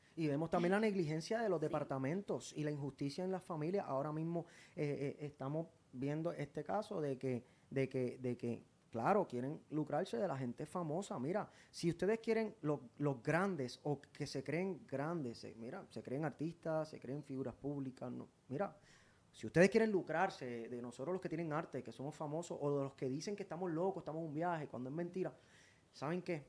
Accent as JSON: {"language": "Spanish", "country": "Puerto Rico", "also_born_or_lived": "Spain", "said": "Yo soy de Puerto Rico. Puerto Rico me hizo. Yo soy de aquí"}